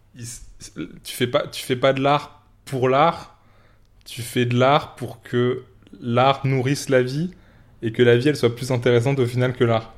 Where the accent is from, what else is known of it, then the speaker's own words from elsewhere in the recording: France; en tant que français